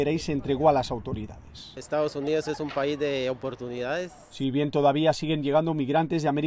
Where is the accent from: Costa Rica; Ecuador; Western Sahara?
Western Sahara; vengo del Sahara Occidental, de la es una colonia, ex colonia española.